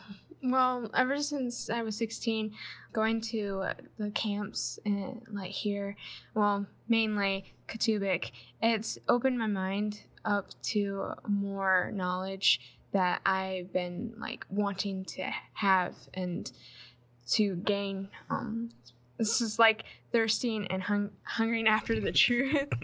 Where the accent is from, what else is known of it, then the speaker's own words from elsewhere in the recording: Michigan, United States; I'm from Michigan, uh, Grand Rapids congregation I attend